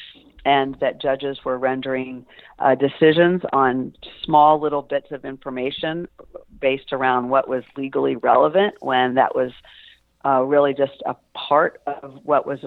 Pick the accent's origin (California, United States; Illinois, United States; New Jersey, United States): Illinois, United States; Springfield; also born or lived in Charleston, South Carolina / New York City; my mom moved us back to the Midwest, where she was from, Springfield, Illinois